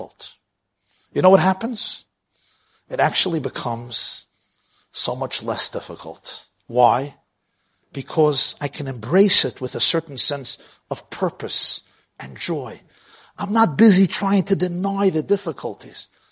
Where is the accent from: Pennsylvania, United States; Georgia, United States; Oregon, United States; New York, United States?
New York, United States; New York City; I grew up in Brooklyn